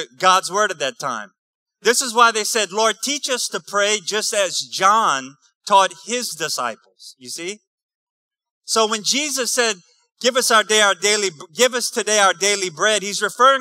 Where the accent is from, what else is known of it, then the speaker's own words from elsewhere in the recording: New Iberia, Louisiana, United States; I'm from New Iberia, too